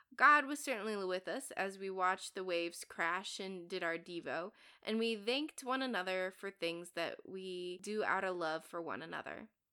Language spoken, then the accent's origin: English; United States; as an American